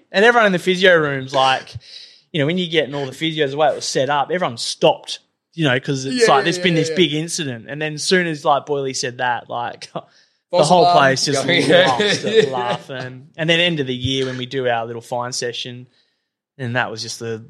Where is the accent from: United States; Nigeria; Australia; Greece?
Australia; Perth, Western Australia; also born or lived in Wagin, Western Australia; I grew up in Belmont or Kewdale. Went to Kewdale Primary, then Kent Street High School.